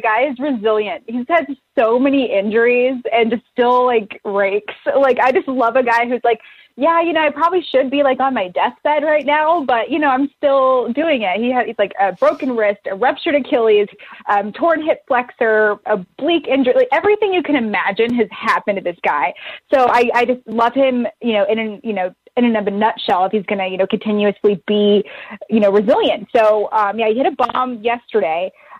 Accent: West Coast, United States; also born or lived in Baltimore; I was born in Baltimore, but we moved to the West Coast, and we randomly had these free tickets to the A's game.

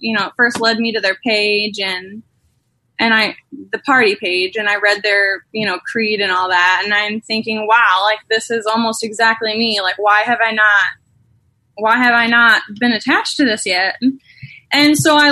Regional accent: St. Louis, Missouri, United States; I'm originally from Missouri, St. Louis, Missouri. Kind of. I grew up in St. Louis, but I went to high school in a really small town south of St. Louis.

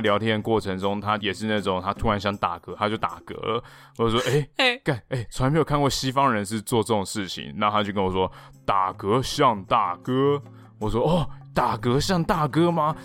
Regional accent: near Bitan Suspension Bridge, New Taipei, Taiwan; 我的家乡在碧潭吊桥那附近

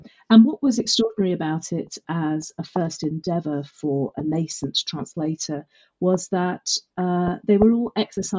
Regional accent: Brussels, Belgium; born there; also born or lived in United Kingdom; I was born in Brussels. I had always grown up sort of semi-bilingual with very Francophile British parents who were working out there. I had most of my education in the UK, but that French influence was very deep culturally.

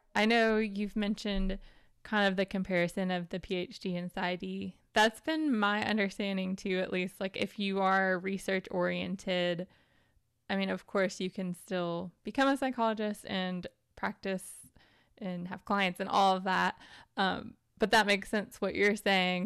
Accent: Tennessee, United States; I grew up in Tennessee in the South in the United States

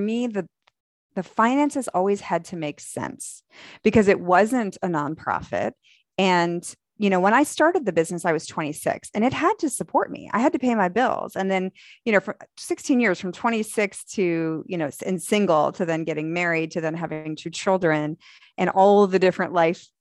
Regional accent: the North, United States; now in Dallas, United States; I was from the North

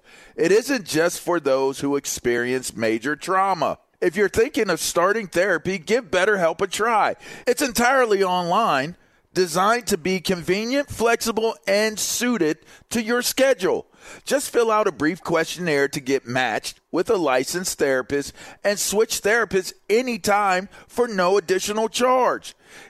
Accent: Pittsburgh, Pennsylvania, United States; because for me, I'm from Pittsburgh. So you see I got my Penn State shirt on. Like linebacker is literally – the culture that I grew up in.

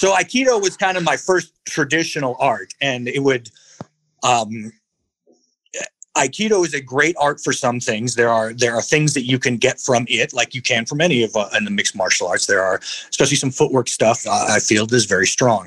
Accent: Albuquerque, New Mexico, United States; I was raised in the South Valley of Albuquerque, New Mexico

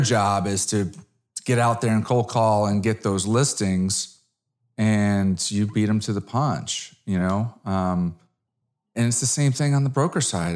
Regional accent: Connecticut, United States; moved away as an adult; now in Dallas, United States; I'm an East Coast guy from Connecticut

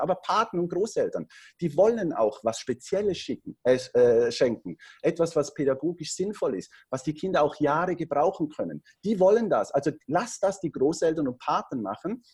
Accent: Switzerland; Ich bin Schweizer, am Bodensee wohne ich, habe da meine Unternehmen

